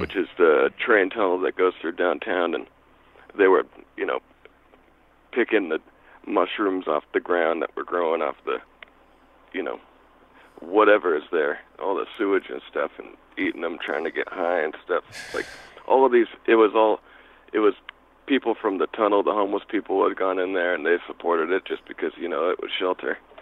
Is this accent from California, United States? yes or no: no; Olympia, Washington, United States; I'm from Olympia